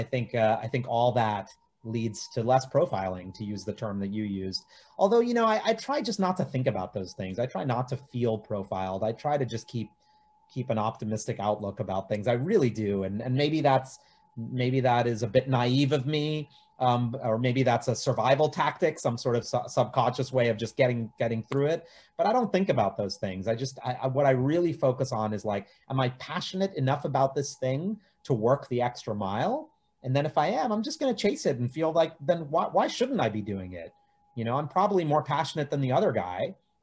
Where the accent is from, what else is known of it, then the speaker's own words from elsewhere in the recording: India; because it's also showing the world that like, as an Indian producer, I can do anything.